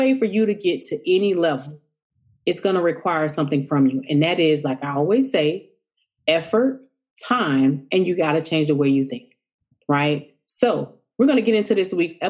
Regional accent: the South, United States; I'm from the South.

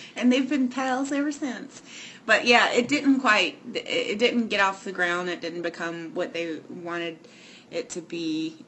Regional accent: Raleigh, North Carolina, United States; I'm from Raleigh.

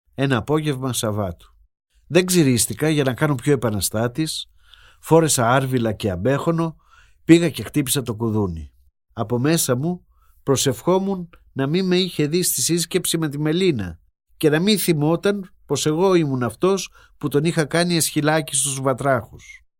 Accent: Patras, West Greece, Greece; γεννήθηκα στην Πάτρα

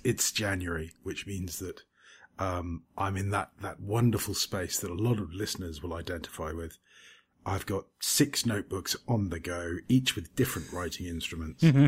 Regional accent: United Kingdom; now in Cyprus; as we're British

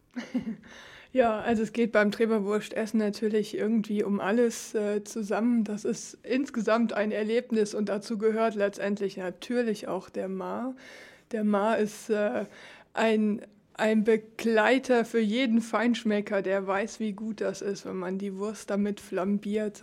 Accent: Germany; moved away as an adult; now in Ligerz, Switzerland; ich komme aus Deutschland

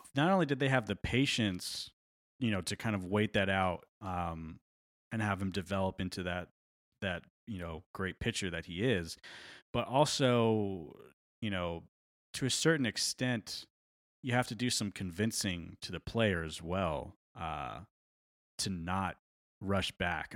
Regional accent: New York, United States; born or raised there

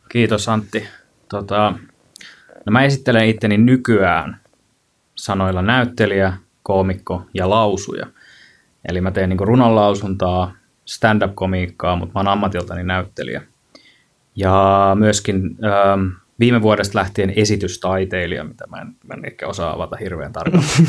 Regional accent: Kankaanpää, Satakunta, Finland; moved away as an adult; siellä Kankaan päässä, mistä mä kotosin

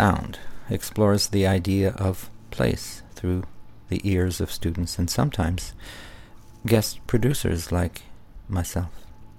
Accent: Ottawa, Ontario, Canada; born there; I was born in Ottawa, but I lived in many other places until I moved here in 1999.

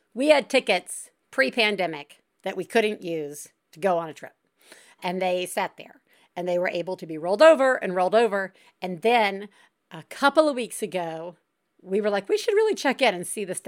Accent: Deep South, United States; growing up in the Deep South.

